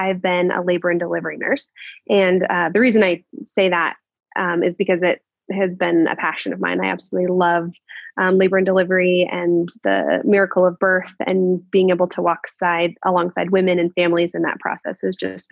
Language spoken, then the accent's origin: English; Bozeman, Montana, United States; moved away as an adult; now in Spokane, United States; I grew up in Bozeman, Montana